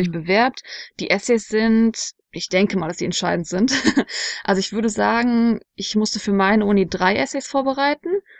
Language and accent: German; Germany; bei uns in Deutschland